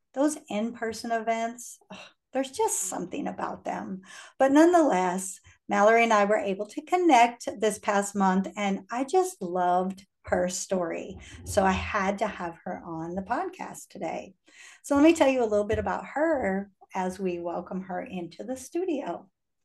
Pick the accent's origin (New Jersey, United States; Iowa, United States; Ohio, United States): Iowa, United States; moved away as an adult; also born or lived in Houston, Texas; I was born and raised in Iowa, very small state, came to Houston right out of college